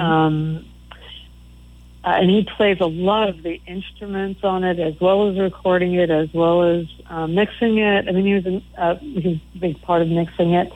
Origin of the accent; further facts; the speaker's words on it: East Coast, United States; growing up on the East Coast